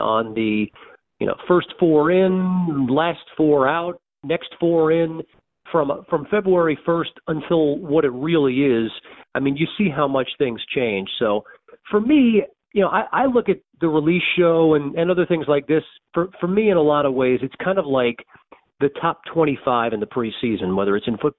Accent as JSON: {"language": "English", "area": "Long Island", "region": "New York", "country": "United States", "tie": "born or raised there", "also_born_or_lived": "Ithaca, New York", "said": "I grew up on Long Island"}